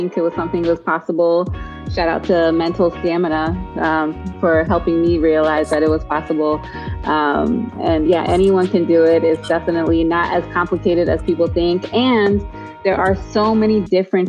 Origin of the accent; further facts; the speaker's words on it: Maryland, United States; moved away as an adult; now in Utah, United States; Born and raised in Maryland area, but I've recently moved to the Utah area